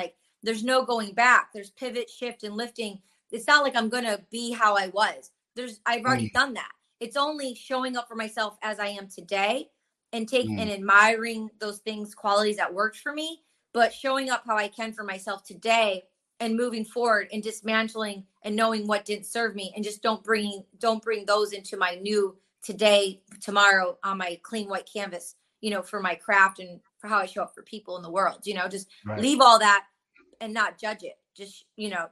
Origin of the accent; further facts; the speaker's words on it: Michigan, United States; I grew up in Michigan and my parents grew up in Detroit, and then they moved to the suburbs